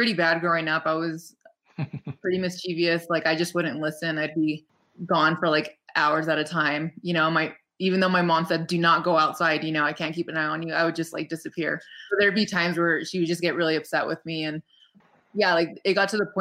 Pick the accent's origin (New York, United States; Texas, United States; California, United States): California, United States; Rancho Cucamonga; moved away as an adult; now in Big Bear Lake, United States; my hometown of Ranch Cucamonga